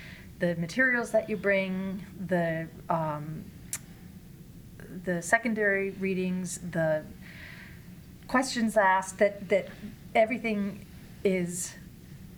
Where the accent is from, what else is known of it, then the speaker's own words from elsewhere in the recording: Mid-Atlantic, United States; moved away as an adult; also born or lived in Northeast US; I'm born and raised in the mid-Atlantic and live, I would say, the last 20, 25 years in the Northeast.